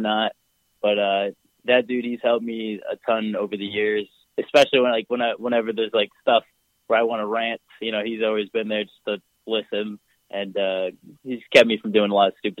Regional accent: United States; I'm from America

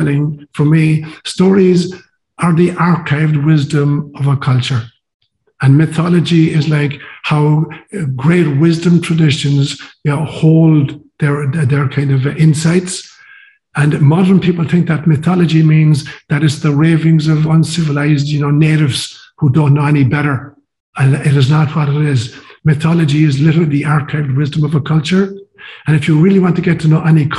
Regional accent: Ireland; moved away as an adult; also born or lived in Kenya; I'd been raised kind of bilingually, Gaelic and English, and all of my education in high school was through Gaelic.

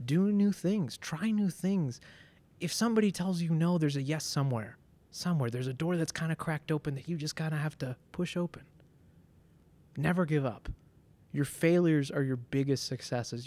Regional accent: Denver, Colorado, United States; also born or lived in Ciudad Nezahualcóyotl, Mexico; I, am from Denver. I'm from Colorado

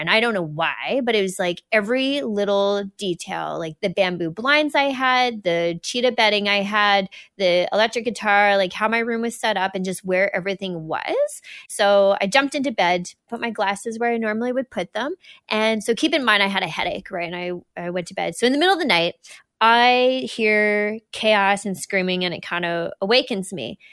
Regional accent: New Brunswick, Canada; also born or lived in Alberta / British Columbia; we were out there till I was about halfway through kindergarten

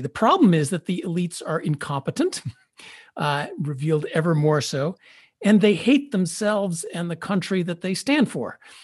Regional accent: Chicago, Illinois, United States; moved away; I came from Chicago.

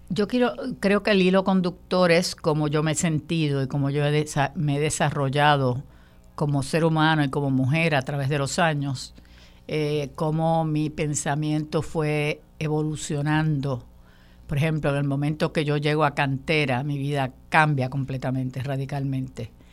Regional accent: Puerto Rico; todos somos puertorriqueños

